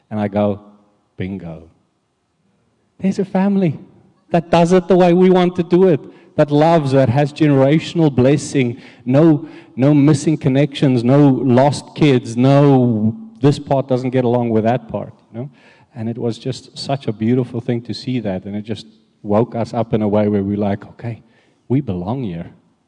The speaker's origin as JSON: {"language": "English", "country": "South Africa", "moved": "yes", "said": "as you know, we came from South Africa, and when we arrived here, we were very alone at the beginning, looking for a church."}